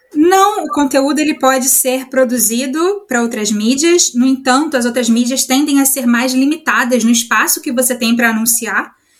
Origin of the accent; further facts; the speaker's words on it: Rio de Janeiro, Brazil; moved away as an adult; now in Germany; eu sou carioca